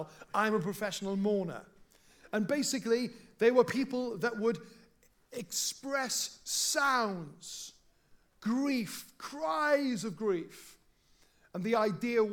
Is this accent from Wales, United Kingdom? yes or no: yes; South Wales, United Kingdom; when I was growing up in South Wales